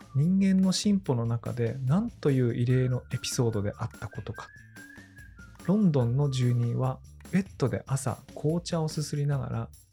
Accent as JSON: {"language": "Japanese", "town": "Tōno", "region": "Iwate", "country": "Japan", "tie": "born or raised there", "said": "僕はね出身岩手県遠野市ってところであの小中高とそこであの過ごしたので"}